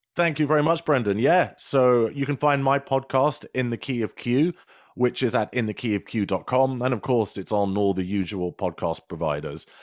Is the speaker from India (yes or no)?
no; United Kingdom; accent: British; my lovely British accent